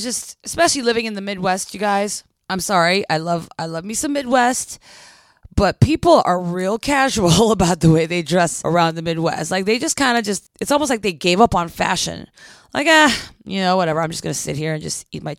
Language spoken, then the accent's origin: English; Philippines; moved away; When I was growing up in the Philippines